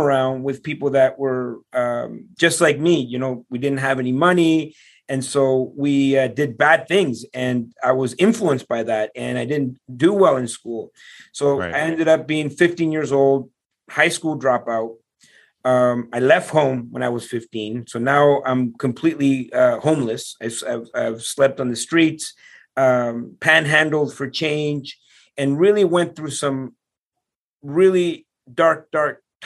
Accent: Ottawa, Ontario, Canada; I'm from Ottawa, but we were in Toronto

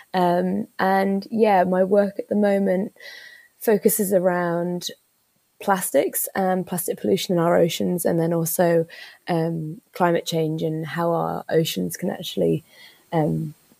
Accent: Isle of Man; I was really lucky growing up on the Isle of Man

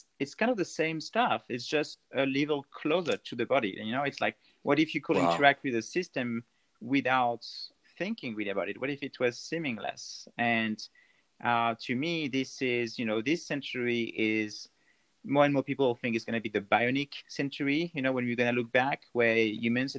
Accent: France; English is a second language; moved away as an adult; also born or lived in Bordeaux, France; now in Canada; as you and everyone will recognize from my accent, I'm actually not a real Canadian. I was... born and raised in France, close to the Alps

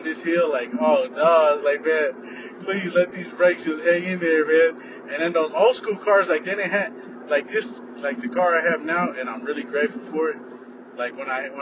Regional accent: Richmond, California, United States; moved away as an adult; also born or lived in Berkeley, California / Pine Ridge / Black Hills; My mom and dad moved over to Hilltop, Richmond, California. And we grew up around in that area

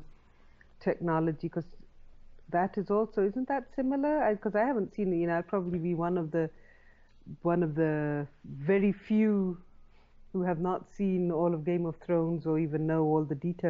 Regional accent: Pakistan; I grew up here in Pakistan

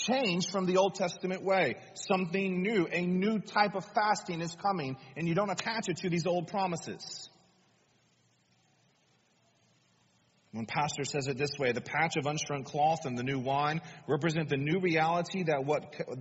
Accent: United States; us as American people

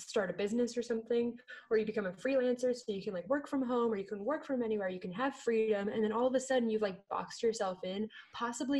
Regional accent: California, United States; I grew up in California

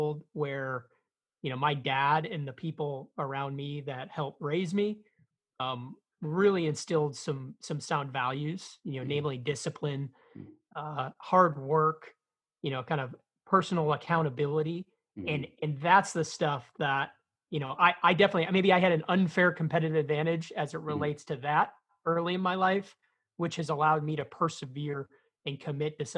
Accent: Chicago, Illinois, United States; I'm from Chicago, Illinois. I grew up in a blue-collar neighborhood on the south side of the city

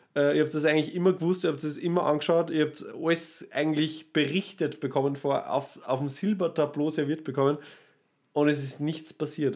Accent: Austria; da sind wir Österreicher

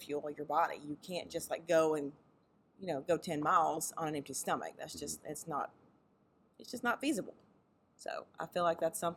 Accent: Mississippi, United States; I'm from Mississippi. So growing up in the Deep South

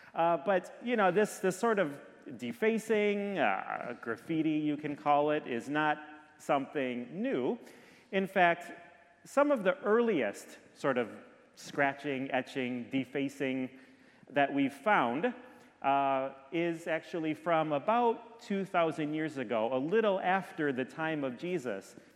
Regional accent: Detroit, Michigan, United States; now in Orlando, United States; I grew up in Michigan, I grew up in Detroit

